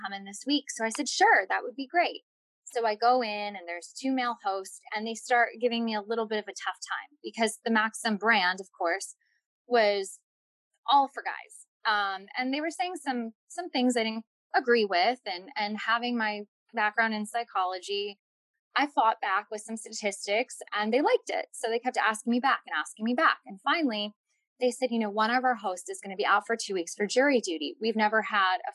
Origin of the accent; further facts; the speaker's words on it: New Jersey, United States; I grew up in New Jersey with wonderful, loving parents and an older brother